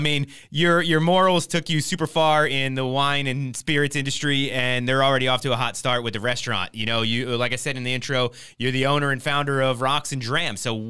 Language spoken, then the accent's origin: English; East Coast, United States; I grew up on the East Coast, so I'm a huge Mets fan.